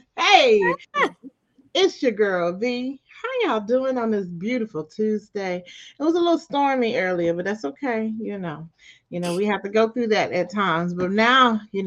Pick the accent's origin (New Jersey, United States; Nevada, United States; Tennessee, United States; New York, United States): Tennessee, United States; Memphis; now in Oklahoma, United States; I'm originally from Memphis, so that's my hometown.